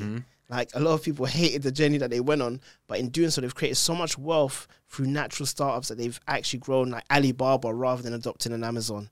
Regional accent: London, United Kingdom; I was born in London

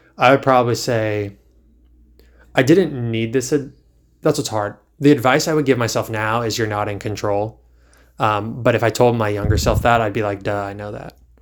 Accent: Virginia, United States; now in North Carolina, United States; I grew up in Virginia for the most part

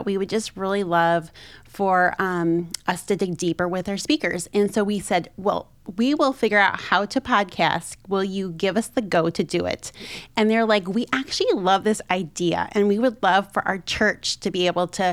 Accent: 45 minutes north of Chicago, Illinois, United States; I grew up in the Midwest in Illinois

